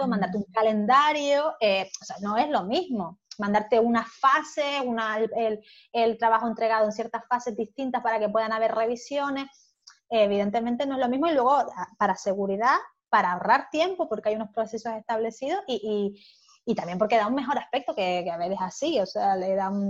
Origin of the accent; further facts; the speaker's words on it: Germany; Spanish is a second language; yo soy alemana